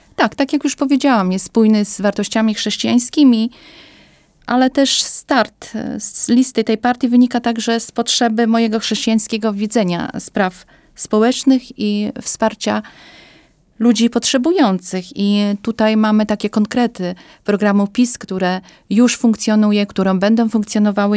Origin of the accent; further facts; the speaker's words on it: eastern Poland, Poland; also born or lived in Białystok; Pochodzę ze wsi. Obecnie mam dom rodzinny na wsi.